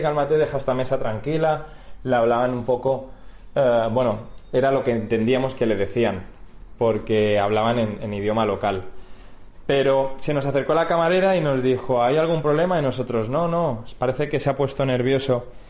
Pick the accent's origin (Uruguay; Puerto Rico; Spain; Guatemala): Spain; somos españoles